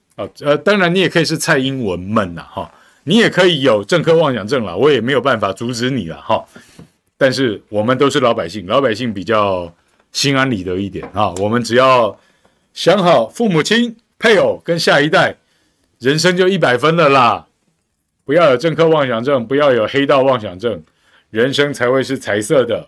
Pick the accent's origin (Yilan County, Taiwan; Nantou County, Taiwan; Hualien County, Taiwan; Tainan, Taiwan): Tainan, Taiwan; moved away; 我的故乡，台南